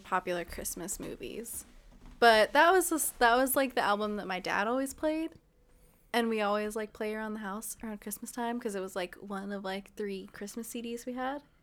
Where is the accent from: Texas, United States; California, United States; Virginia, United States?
California, United States; Ontario; I'm from Ontario